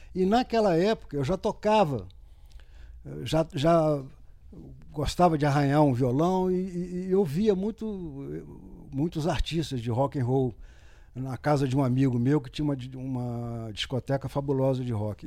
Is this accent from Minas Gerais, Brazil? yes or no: yes; Minas Gerais, Brazil; now in Rio de Janeiro, Brazil; sou mineiro de nascimento, sou carioca por adoção